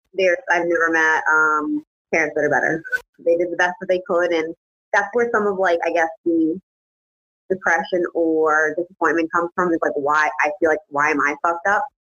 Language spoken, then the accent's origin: English; East Hartford, Connecticut, United States; I was born and raised in East Hartford, Connecticut